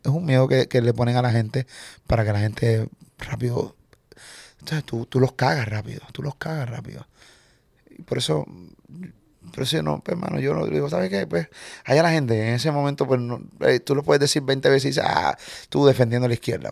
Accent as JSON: {"language": "Spanish", "country": "Puerto Rico", "accent": "boricua", "said": "yo soy puertorriqueño."}